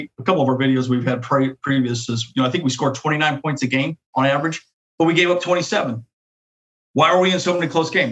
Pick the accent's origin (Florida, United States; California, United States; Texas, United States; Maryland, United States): California, United States; Santee; we grew up in San Diego. We lived in Santee